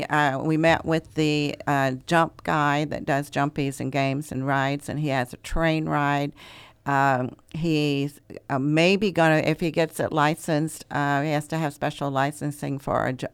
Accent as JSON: {"language": "English", "region": "Texas", "country": "United States", "moved": "yes", "lives_now": "Ventura County, United States", "said": "I'm from Southern Greece. I'm from Texas."}